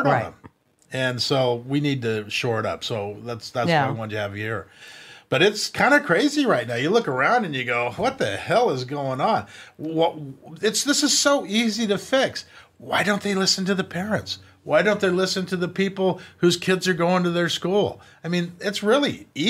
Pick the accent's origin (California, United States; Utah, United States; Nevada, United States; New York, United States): California, United States; I was born in California. We grew up in California.